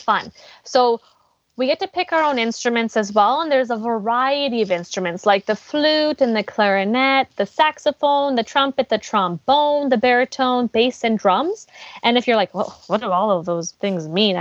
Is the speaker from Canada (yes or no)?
yes; Abbotsford, British Columbia, Canada; I was born and raised in Abbotsford